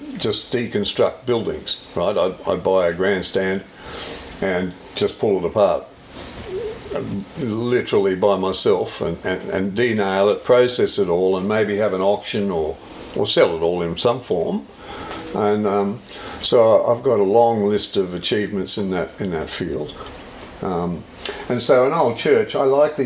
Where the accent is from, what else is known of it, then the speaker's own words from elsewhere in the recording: Crows Nest, Queensland, Australia; now in Boonah, Australia; I come from a small town, Crow's Nest, was where I was born.